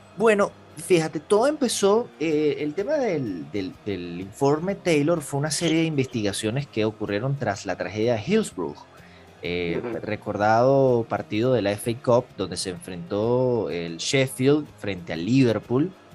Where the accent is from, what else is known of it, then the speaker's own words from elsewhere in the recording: Venezuela; que somos nacidos en Venezuela